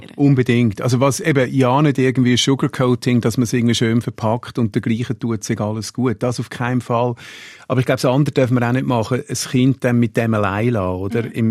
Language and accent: German; Switzerland; als Schweizer